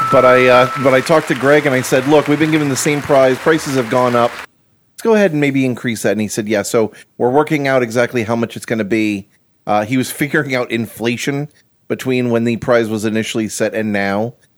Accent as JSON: {"language": "English", "region": "Florida", "country": "United States", "tie": "born or raised there", "said": "I moved down here when I was six, so basically a Floridian"}